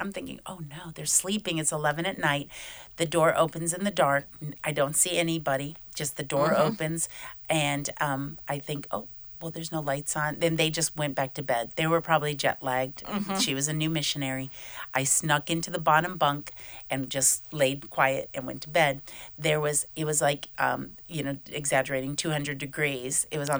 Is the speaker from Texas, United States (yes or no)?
no; Michigan, United States; moved away as an adult; also born or lived in Fort Lauderdale, Florida; now in Hungary; I was raised in Michigan, but now for the last 12 years, I've lived in Fort Lauderdale, Florida.